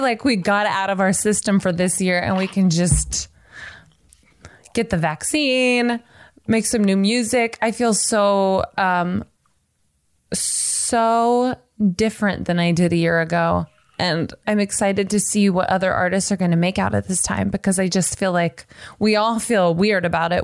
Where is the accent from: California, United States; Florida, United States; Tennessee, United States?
Tennessee, United States; Nashville; now in Los Angeles, United States; I'm from Nashville and then I live